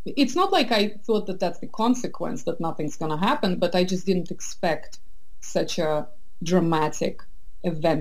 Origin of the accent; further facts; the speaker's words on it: Estonia; moved away as an adult; also born or lived in St. Petersburg, Russia / London, United Kingdom / south of France / Boston, United States; now in San Francisco Bay Area, United States; I was born in St. Petersburg. I grew up in Estonia, which is very similar, but yet so different culturally.